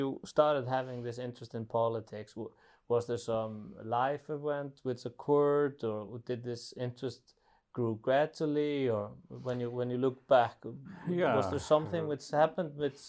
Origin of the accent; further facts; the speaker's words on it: Iceland; me growing up in Iceland, I was a child and a teenager